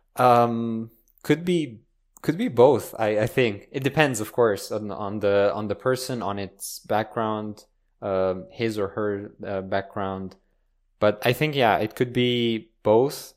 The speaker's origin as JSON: {"language": "English", "country": "Italy", "tie": "born or raised there", "also_born_or_lived": "Romania", "moved": "yes", "lives_now": "Switzerland", "said": "I was born in Romania, but I grew up in Italy"}